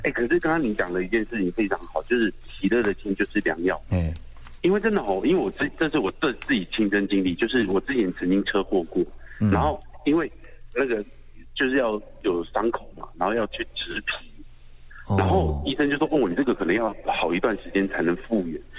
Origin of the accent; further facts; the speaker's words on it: Taiwan; accent: Taiwanese Mandarin; 啊，但是它是因为我们台湾国语哦，有时候会念错嘛